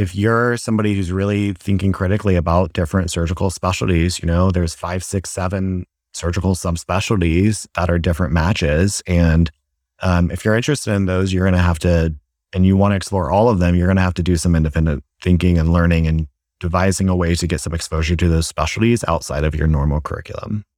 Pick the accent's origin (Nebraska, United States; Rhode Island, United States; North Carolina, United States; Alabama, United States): North Carolina, United States; Asheville; moved away as an adult; also born or lived in Boston; now in Dallas, United States; I, uh, originally am from Asheville, North Carolina